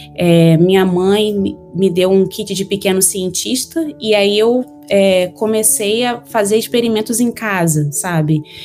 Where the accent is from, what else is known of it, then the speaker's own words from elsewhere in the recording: Miracema, Rio de Janeiro, Brazil; moved away as an adult; now in United States; Eu sou do interior do estado do Rio de Janeiro, é uma cidade bem pequena, de 20 mil habitantes